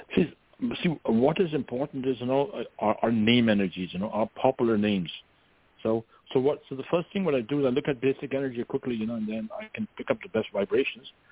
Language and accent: English; India; moved away as an adult; now in Northern California, United States; when I was growing up in India